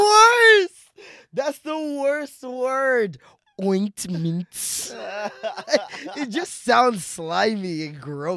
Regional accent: Jamaica; I'm Jamaican.

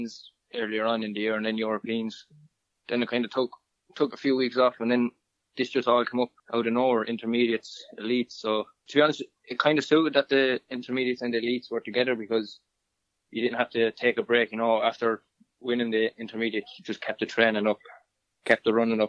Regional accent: Kilkenny, Leinster, Ireland; I'm from Kilkenny

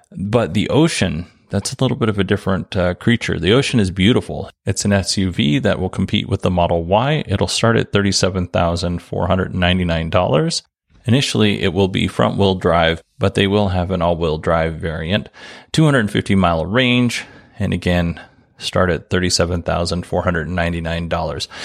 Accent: Alaska, United States; now in Arizona, United States; I grew up in Alaska

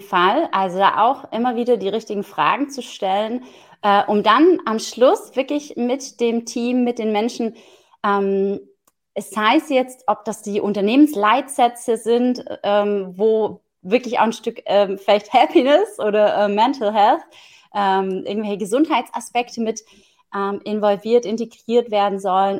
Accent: Southern Germany, Germany; ich komme ja aus dem Süden von Deutschland

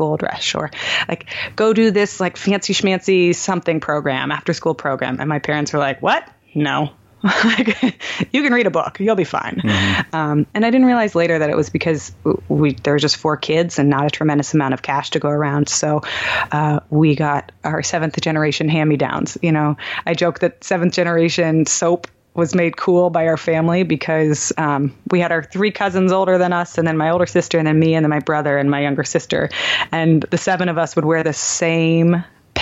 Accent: Palo Alto, California, United States; moved away as an adult; also born or lived in Heidelberg, Germany / Idaho; now in New York City, United States; I grew up in Palo Alto, California, but I was actually born in Heidelberg, Germany

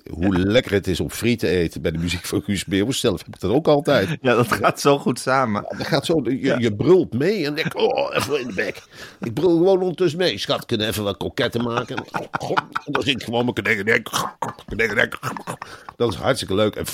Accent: North Brabant, Netherlands; ja, ik ben verdomme ook een Brabander ook. Oh, ben ik toch een Brabander. Alsjeblieft, en ik ben er trots op.

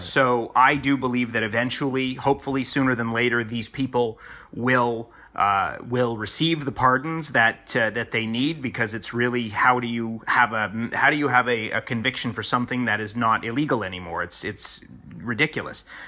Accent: Toronto, Ontario, Canada; moved away; So being able to be in my hometown

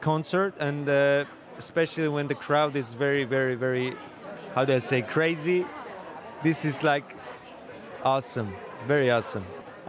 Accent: Azerbaijan; English is a second language; Well, in my hometown, my father organized a big screen, and everyone came to support from my country, city.

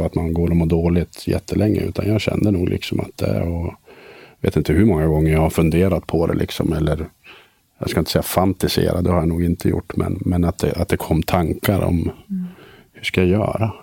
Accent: Söderhamn, Gävleborg County, Sweden; also born or lived in Sundsvall; Jag växte upp i Söderhamn en eh, liten stad

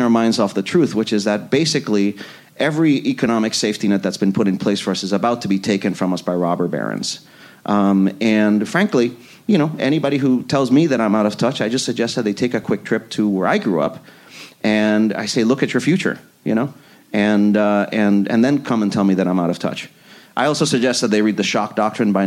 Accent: San Juan, Puerto Rico; moved away; I grew up in Puerto Rico

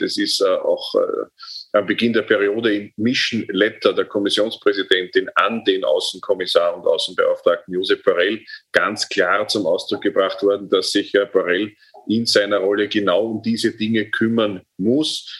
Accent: Austria; bei uns in Österreich

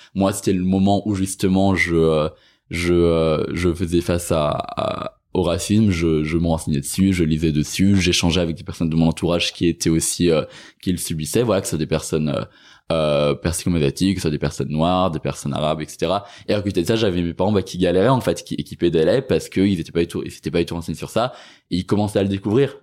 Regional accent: Cesson-Sévigné, Brittany, France; moved away as an adult; also born or lived in Cambodia; now in Paris, France; je suis parti de Cesson, de Rennes, que je suis arrivé à Paris

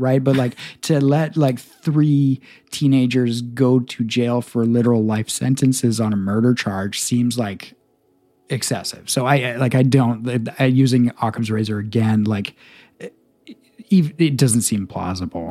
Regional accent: Victoria, British Columbia, Canada; I grew up in Victoria in the nineties.

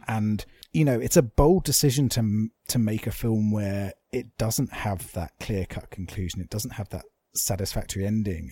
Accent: England, United Kingdom; as English people

